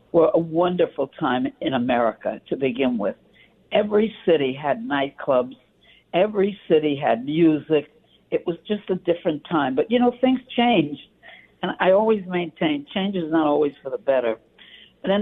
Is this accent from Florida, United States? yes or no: no; New York City, New York, United States; moved away; I'm from Brooklyn.